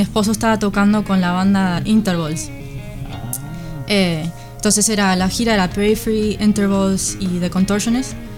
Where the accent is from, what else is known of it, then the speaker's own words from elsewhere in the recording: Uruguay; moved away as an adult; now in United States; me fui de Uruguay a los 21, o sea que me crié y, toda mi vida en Uruguay